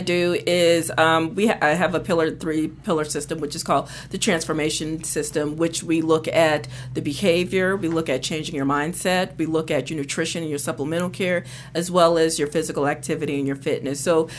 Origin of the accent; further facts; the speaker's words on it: Atlantic City, New Jersey, United States; also born or lived in New York; So I'm actually from New Jersey. I grew up in Atlantic City, and I also did some time in New York.